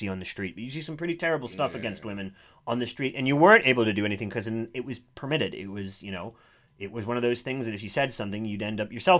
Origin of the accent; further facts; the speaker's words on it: United States; now in England, United Kingdom; in my home country, Ed, in America.